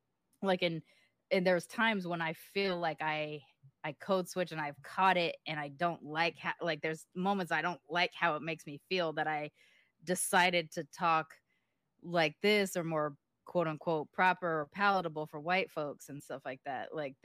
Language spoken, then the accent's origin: English; Long Beach, California, United States; accent: hood accent; when I left Long Beach. So while this is sort of my default accent now, my natural accent was a hood accent.